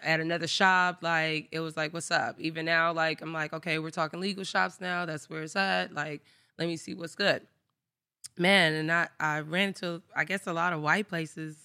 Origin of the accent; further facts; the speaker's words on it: Inglewood, California, United States; also born or lived in Los Angeles; I am from Inglewood, California, born and raised.